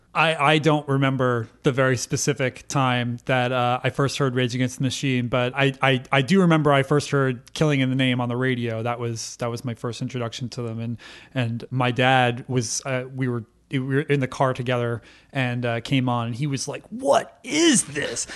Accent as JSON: {"language": "English", "region": "Connecticut", "country": "United States", "tie": "born or raised there", "said": "I was raised in Connecticut"}